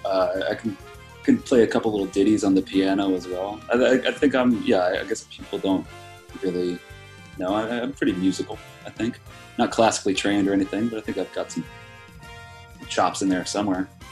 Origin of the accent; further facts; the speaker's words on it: New York City, New York, United States; as a New Yorker